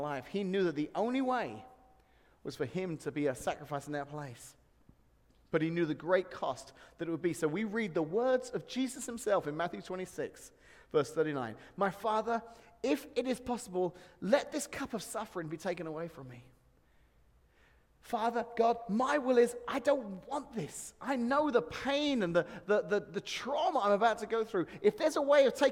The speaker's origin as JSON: {"language": "English", "region": "England", "country": "United Kingdom", "moved": "yes", "lives_now": "Peoria, United States", "said": "this Englishman, it's like a little taste of home"}